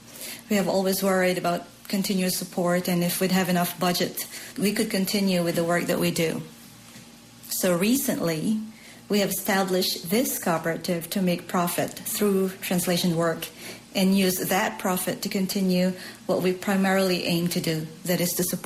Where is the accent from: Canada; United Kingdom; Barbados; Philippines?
Philippines; moved away as an adult; now in South Korea; I was born in the Philippines and I have been in Korea for 22 years.